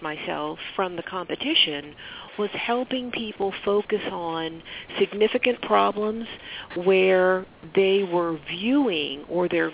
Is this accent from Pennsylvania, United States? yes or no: yes; Philadelphia, Pennsylvania, United States; also born or lived in Pittsburgh, Pennsylvania / New Jersey; I'm originally from Philadelphia. Currently, I live in the suburbs of Philadelphia, and I've lived on the western side of Pennsylvania in Pittsburgh for several years